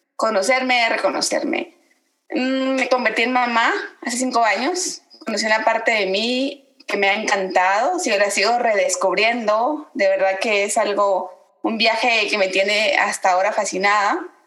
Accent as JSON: {"language": "Spanish", "country": "Guatemala", "tie": "born or raised there", "also_born_or_lived": "Veracruz, Mexico", "moved": "yes", "said": "nací en Guatemala, orgullosamente guatemalteca, los guatemaltecos nos dicen chapines, pero bueno, también viviendo por más de 18 años en Veracruz"}